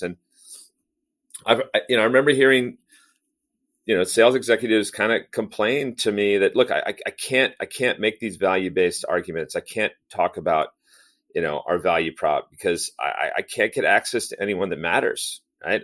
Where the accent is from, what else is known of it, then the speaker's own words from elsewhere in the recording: near Los Angeles and Long Beach, California, United States; Grew up in California. Actually, grew up pretty close to the ports of L A and, and Long Beach